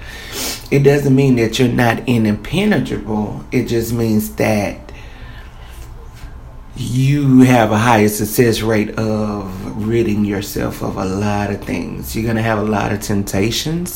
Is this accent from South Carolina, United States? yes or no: yes; Columbia, South Carolina, United States; I'm from Columbia, South Carolina.